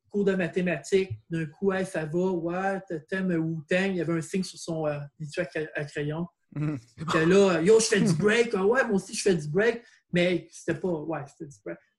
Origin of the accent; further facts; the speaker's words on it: Saint-Jérôme, Quebec, Canada; moi, je suis un gars de Saint-Jérôme. OK. Un gars de Saint-Jérôme.